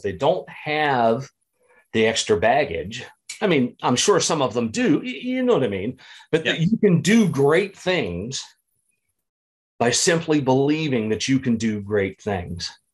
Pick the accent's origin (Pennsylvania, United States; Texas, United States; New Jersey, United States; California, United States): Pennsylvania, United States; small town in; now in Illinois, United States; growing up in the Catholic church, small town in Pennsylvania